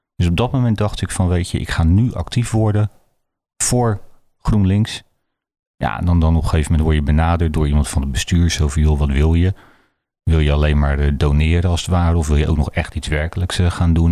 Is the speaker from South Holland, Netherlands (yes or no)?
yes; Rotterdam, South Holland, Netherlands; ik kom uit Rotterdam-Zuid. En ik heb altijd geleerd, daar in Zuid